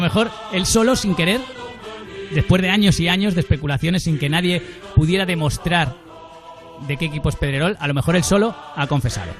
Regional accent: Valladolid, Castile and León, Spain; yo que soy de Valladolid y conozco el pisuerga

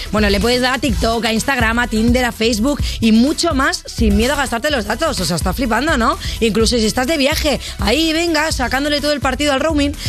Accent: Catalonia, Spain; yo siendo catalana

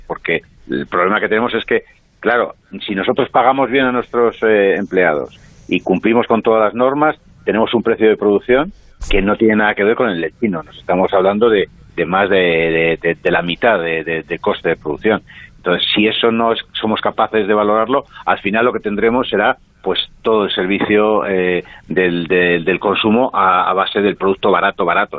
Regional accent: Spain; como españoles en concreto y como europeos

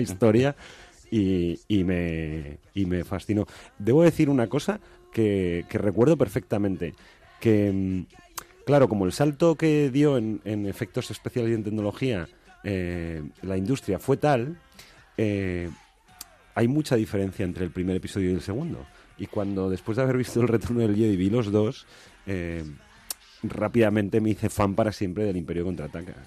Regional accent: Colunga, Asturias, Spain; moved away; yo estaba en, Colunga, en mi pueblo

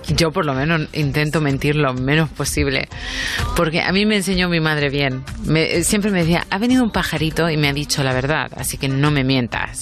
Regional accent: United States; moved away; also born or lived in England / southern Spain; yo me crié en Estados Unidos, luego he vivido en Inglaterra muchos años y soy española

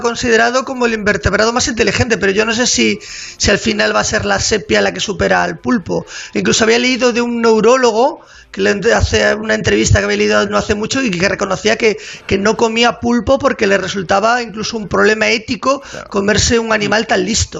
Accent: Galicia, Spain; soy gallego

